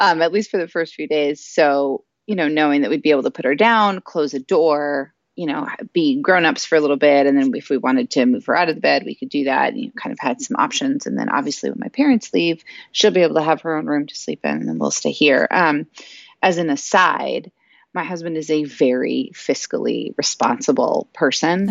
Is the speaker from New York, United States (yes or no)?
no; South Florida, United States; moved away; I'm originally from South Florida. Um, I lived there for, uh, the majority of my uh, childhood and adolescent life.